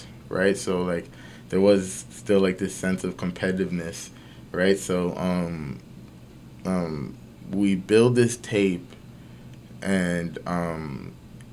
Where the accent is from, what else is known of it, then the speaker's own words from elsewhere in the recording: Toronto, Ontario, Canada; I grew up in Galloway, see? And that's like from the east side of the city.